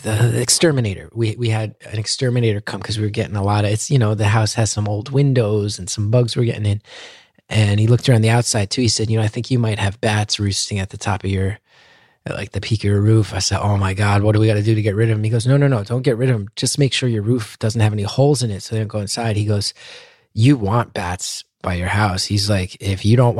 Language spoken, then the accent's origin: English; New Jersey, United States; also born or lived in Astoria, New York; growing up in New Jersey.